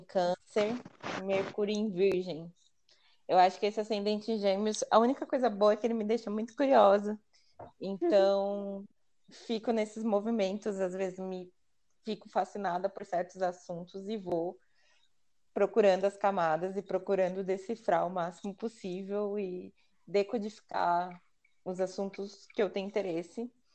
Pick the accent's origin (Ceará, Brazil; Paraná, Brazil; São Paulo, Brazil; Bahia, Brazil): São Paulo, Brazil; eu sou daqui de São Paulo, zona noroeste de São Paulo, mais conhecido como Pirituba